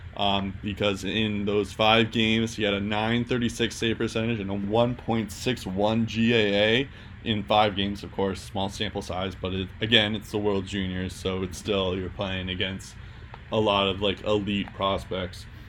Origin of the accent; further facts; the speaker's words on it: Boston, Massachusetts, United States; accent: Boston; my Boston accent's coming